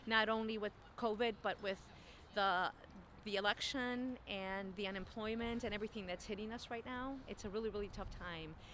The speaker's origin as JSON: {"language": "English", "town": "Chicago", "region": "Illinois", "country": "United States", "tie": "born or raised there", "said": "I was born in Chicago. Mm. Uh, I'm a Chicagoan"}